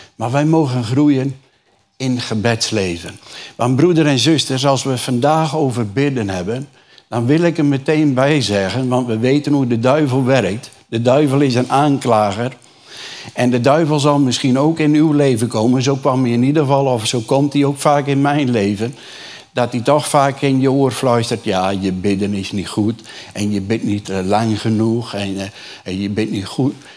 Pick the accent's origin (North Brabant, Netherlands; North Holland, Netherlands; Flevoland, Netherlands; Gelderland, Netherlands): Flevoland, Netherlands; Urk; Ik kom uit een reformatorisch dorp. Jullie weten, ik kom van Urk, niet ver van hier.